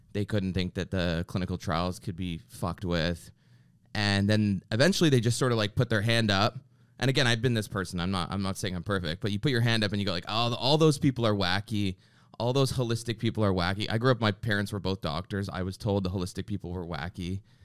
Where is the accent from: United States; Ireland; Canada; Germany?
Canada; I grew up in Canada